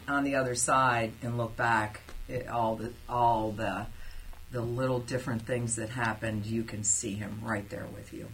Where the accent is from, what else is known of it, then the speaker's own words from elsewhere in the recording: Cincinnati, Ohio, United States; also born or lived in Germany / Alaska / Kansas; I was born in Cincinnati and uh, I spent first 12 years of my life at a Catholic school